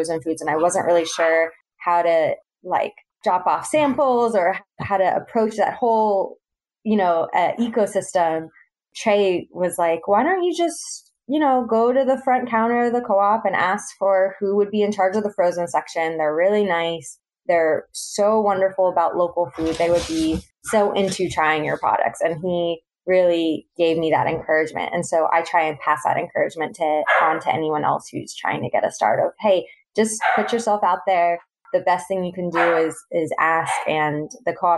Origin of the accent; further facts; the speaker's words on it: Central Florida, United States; moved away as an adult; also born or lived in Boston; now in Northwest Arkansas, United States; I'm originally from Central Florida, and so I have grown up with, you know, Southern foods